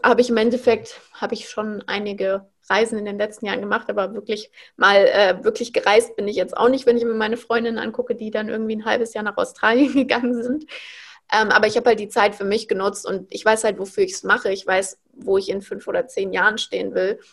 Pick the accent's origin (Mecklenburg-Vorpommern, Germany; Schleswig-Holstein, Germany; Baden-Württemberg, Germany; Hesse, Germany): Hesse, Germany; Frankfurt; moved away as an adult; now in Berlin, Germany; Ich wohne aktuell in Berlin. Ich bin aufgewachsen in Frankfurt.